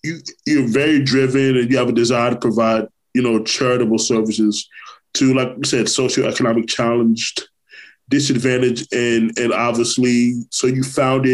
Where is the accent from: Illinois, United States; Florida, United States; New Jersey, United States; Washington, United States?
Florida, United States; Orlando; also born or lived in Brooklyn, New York; I'm originally from Brooklyn, New York, but natively, but I grew up in Orlando, Florida. That's where I'm from. You know, I've been here 28 years